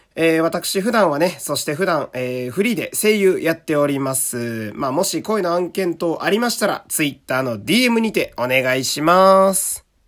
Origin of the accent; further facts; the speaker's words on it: Fukui, Japan; 私の地元福井市よりも田舎